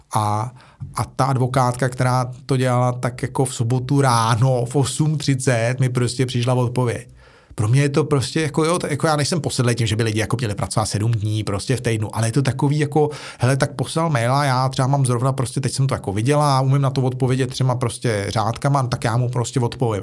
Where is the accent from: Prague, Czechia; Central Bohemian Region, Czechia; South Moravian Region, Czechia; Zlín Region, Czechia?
Prague, Czechia; já jsem kluk ze Žižkova, že jo, a já jsem žil na pomezí, nebo vyrůstal jsem na pomezí Žižkova, Vinohrad, Rígráče